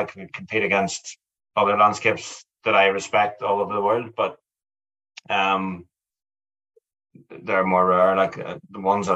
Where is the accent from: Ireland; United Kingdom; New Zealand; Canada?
Ireland; I'm Irish